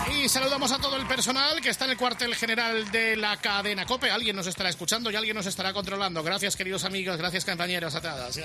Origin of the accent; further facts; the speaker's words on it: Zaragoza, Aragon, Spain; moved away; hoy el fútbol vuelve a mi pueblo